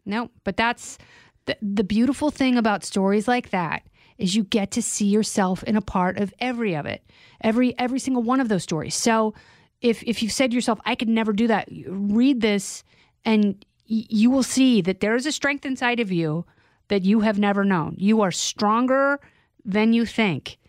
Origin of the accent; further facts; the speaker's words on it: Indiana, United States; moved away; Indiana, like, you know, the, the lake where we grew up